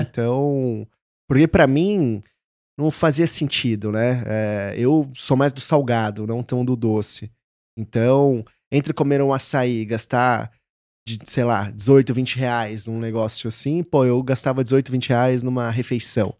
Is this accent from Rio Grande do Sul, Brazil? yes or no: no; São Paulo, Brazil; moved away as an adult; also born or lived in São Carlos / Rio de Janeiro / Belo Horizonte; Sou de São Paulo, aqui de São Paulo, capital. É. Morei até meus 17, 18 anos em Santana.